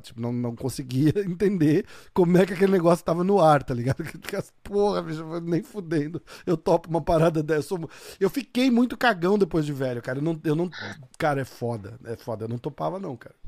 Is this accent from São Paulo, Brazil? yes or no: yes; São Paulo, Brazil; now in New York, United States; Eu sou de São Paulo